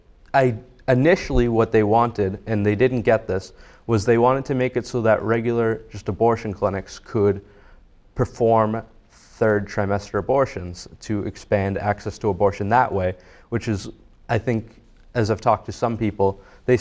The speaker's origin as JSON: {"language": "English", "town": "Marshfield", "region": "Massachusetts", "country": "United States", "tie": "born or raised there", "said": "I grew up in Marshfield. I've lived in the South Shore my entire life"}